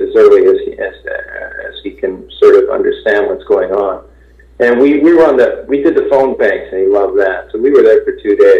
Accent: Ottawa, Ontario, Canada; moved away as an adult; also born or lived in Montreal / Toronto / New York / Los Angeles; now in United States; I grew up in Ottawa.

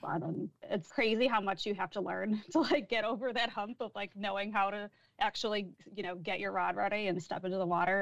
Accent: Chicago, Illinois, United States; moved away as an adult; also born or lived in Michigan; I grew up in Chicago.

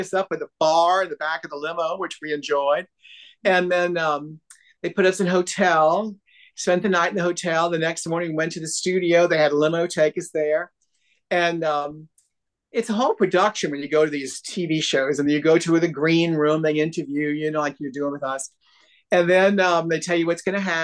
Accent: New Orleans, Louisiana, United States; We call it red gravy in New Orleans

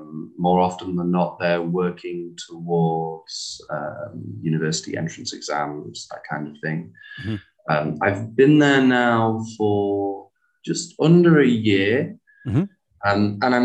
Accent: England, United Kingdom; now in Hanoi, Vietnam; So you're German? And I'm like, oh no, I'm English.

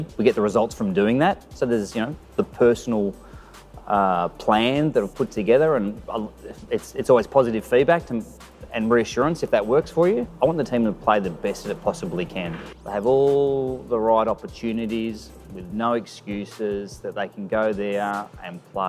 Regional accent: Geelong, Victoria, Australia; also born or lived in Portugal / Switzerland / Spain; now in Melbourne, Australia; I grew up in Geelong, Victoria.

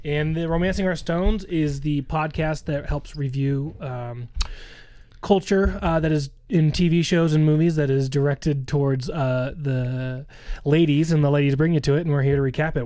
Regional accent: Southern California, United States; growing up in Southern California

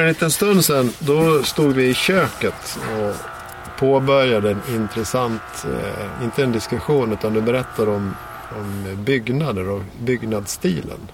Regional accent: Dalarna County, Sweden; i Dalarna där jag kommer ifrån

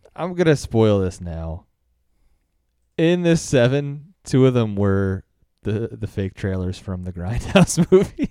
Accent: United States; I'm American

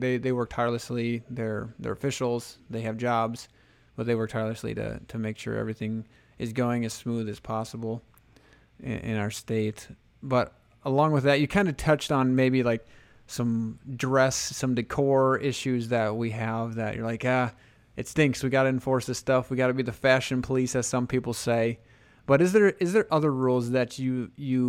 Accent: Hanson, South Dakota, United States; My hometown or my home high school, I guess, Hanson

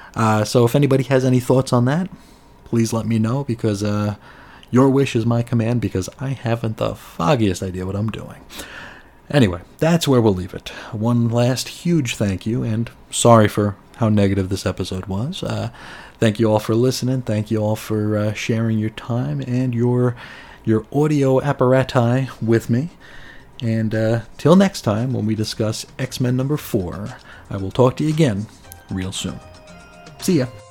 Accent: United States; as an American

